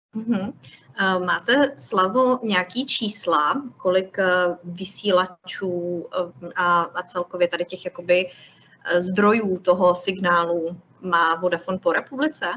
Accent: Orlické hory, Hradec Králové Region, Czechia; já jsem z Orlických hor

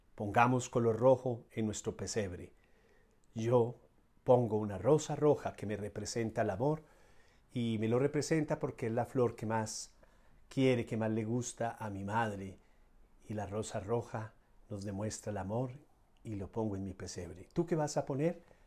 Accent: Colombia; lo he vivido yo desde niño, en familia, en mi país, Colombia

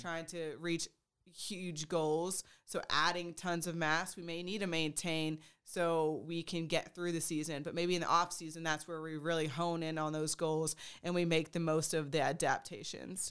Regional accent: Texas, United States; moved away as an adult; also born or lived in Oregon; now in Pennsylvania, United States; I am from Texas. I'm a Texas through and through

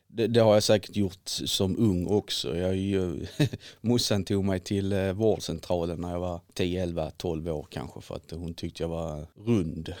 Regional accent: Viken, Skåne, Sweden; also born or lived in Helsingborg; now in Glumslöv, Sweden; jag är uppväxt i Viken utanför Helsingborg

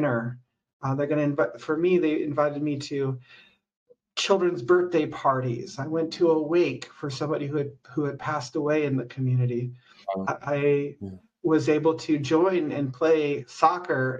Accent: San Luis Obispo County, California, United States; I'm from San Luis Obispo County originally

